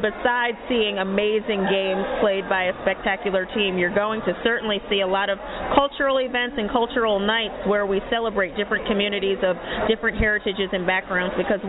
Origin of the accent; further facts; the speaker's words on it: Freeport, New York, United States; moved away as an adult; now in Atlanta, United States; I am a native of New York. I'm actually from Freeport, which is a small town in Nassau County in Long Island. I came to Atlanta when I was 17 years old as a student at Spelman College.